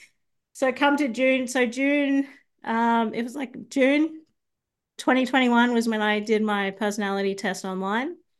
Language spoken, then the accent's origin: English; Sydney, New South Wales, Australia; now in Brisbane, Australia; originally, I'm from Sydney, but I moved to, uh, Brisbane about thirteen years ago